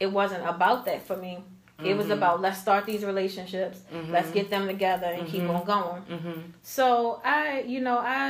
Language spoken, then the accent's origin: English; Baltimore, Maryland, United States; I grew up in Baltimore City. I moved in Edmonton Village when I was a year old with my parents